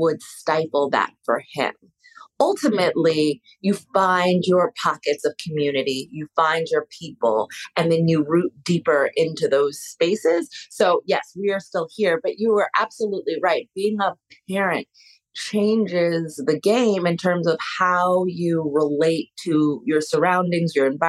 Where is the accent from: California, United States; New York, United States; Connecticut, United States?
New York, United States; New York City; Being born and raised in Harlem